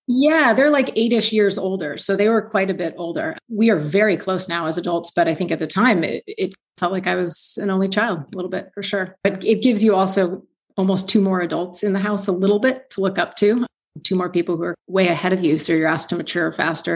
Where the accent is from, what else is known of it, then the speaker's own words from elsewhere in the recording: East Bay, San Francisco Bay Area, California, United States; also born or lived in Hanover, New Hampshire; I grew up in the East Bay in California, in the San Francisco Bay Area.